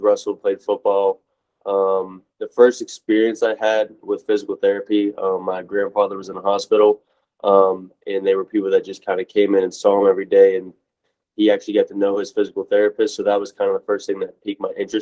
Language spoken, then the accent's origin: English; Steubenville, Ohio, United States; moved away as an adult; also born or lived in Kent, Ohio; now in Tampa, United States; I'm actually from Steubenville, Ohio